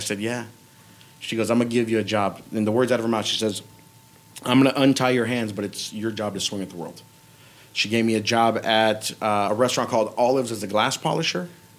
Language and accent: English; North Las Vegas, Nevada, United States; also born or lived in Mexico; I grew up in North Las Vegas, Civic Center and Owens in the Third World Projects, right?